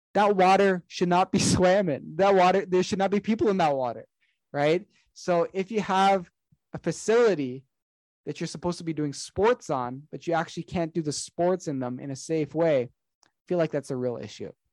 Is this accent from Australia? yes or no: no; Canada; I'm Canadian. I've been here my entire life.